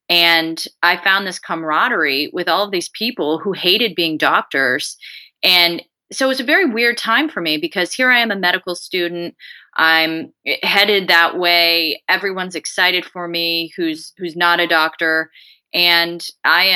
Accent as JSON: {"language": "English", "region": "Colorado", "country": "United States", "also_born_or_lived": "San Antonio, Texas / Des Moines, Iowa", "moved": "as an adult", "said": "I am originally from Colorado."}